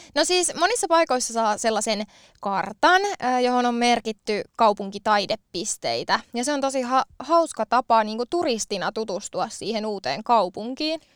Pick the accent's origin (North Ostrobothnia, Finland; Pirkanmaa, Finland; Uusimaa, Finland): Pirkanmaa, Finland; Valkeakoski; now in Tampere, Finland; olen harrastanut lapsena esimerkiksi kansantanssia, eli sitä on ainakin 90-luvun Valkeakoskella ollut mulle mahdollista harrastaa